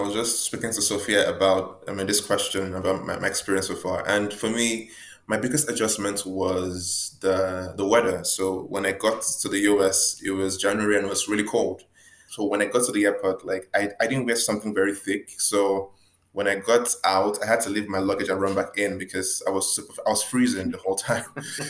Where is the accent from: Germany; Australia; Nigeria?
Nigeria; moved away as an adult; now in Washington, D.C., United States; being a Nigerian, I don't really know much about the US.